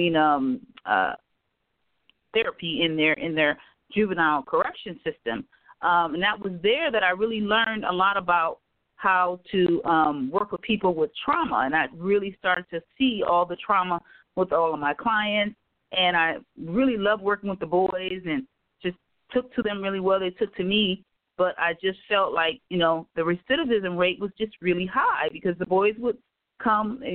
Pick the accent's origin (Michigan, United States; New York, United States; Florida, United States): Michigan, United States; Detroit; moved away as an adult; now in Antelope Valley, United States; I am from Detroit, Michigan. I actually was a teacher in Detroit, Michigan, came here to California.